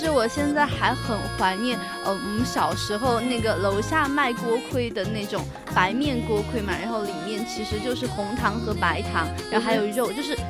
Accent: Sichuan-Chongqing, China; 因为我们川渝这边呢，就是嗯都是偏重油重辣的食物。

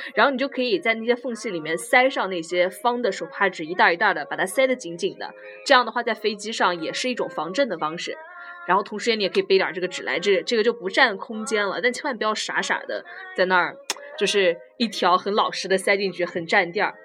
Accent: southern China, China; now in Leeds, United Kingdom; 但是我们南方，就我来自一个梅雨季节内裤一个星期都，都晾不干的城市

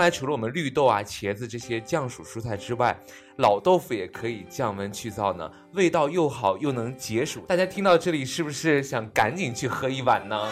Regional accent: Taiyuan, Shanxi, China; 我们太原人

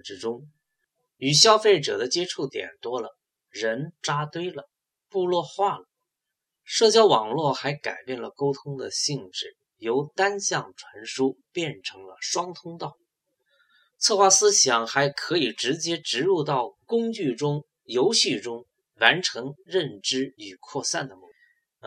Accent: China; 我们中国人

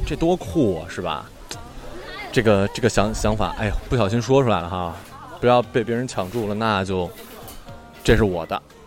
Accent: Northeast China, China; now in Shanghai, China; 我是东北人，然后现在在上海工作

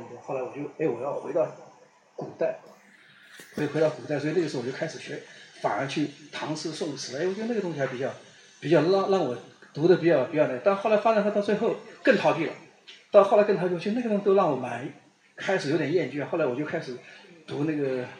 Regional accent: China; 就面对那个历史的时候也是蛮痛苦，作为中国人是很很痛苦

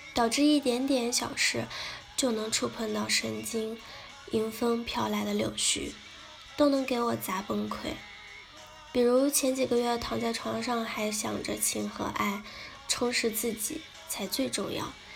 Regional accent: China; 我们中国人

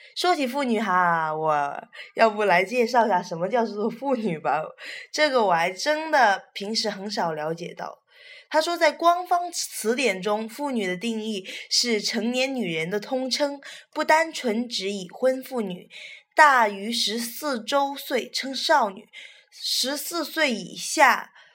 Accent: China; 我们是中国人嘛

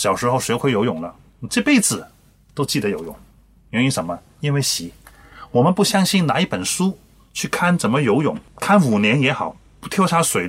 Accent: China; 往往我们中国人不认真。

